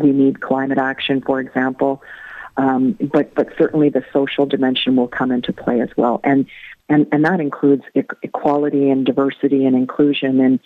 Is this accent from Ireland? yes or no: yes; Ireland; moved away; also born or lived in Canada; I'm originally from Ireland. My family is from and still lives in Limerick. So it's coming home in one way